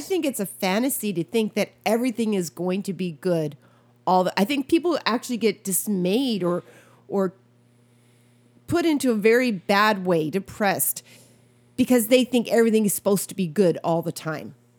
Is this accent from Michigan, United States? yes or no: no; Wisconsin, United States; moved away; I grew up in Wisconsin as a young